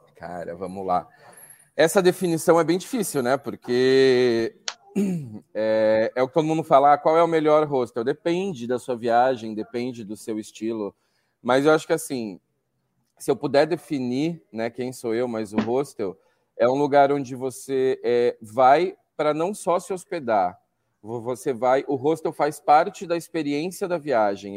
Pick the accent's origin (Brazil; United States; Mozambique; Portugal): Brazil; São Paulo; São Paulo mesmo